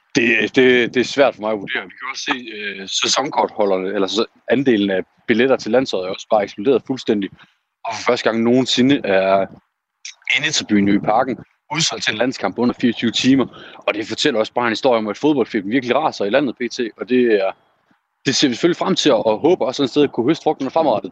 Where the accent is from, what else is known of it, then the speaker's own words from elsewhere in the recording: Aalborg, North Denmark Region, Denmark; min hjemby i Aalborg